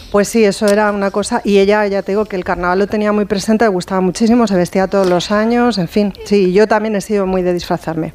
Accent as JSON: {"language": "Spanish", "region": "Castilla-La Mancha", "country": "Spain", "moved": "yes", "said": "el carnaval se, se, celebra muchísimo en mi pueblo"}